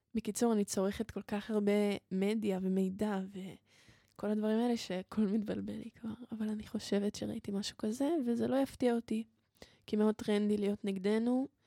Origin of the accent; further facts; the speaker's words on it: Israel; אני מישראל ואני יהודייה